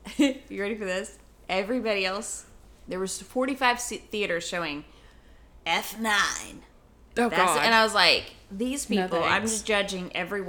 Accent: Colorado, United States; growing up in Colorado.

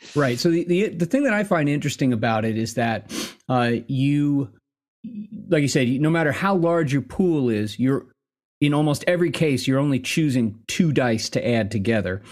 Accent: the West, United States; also born or lived in New Jersey; Western pioneer by upbringing

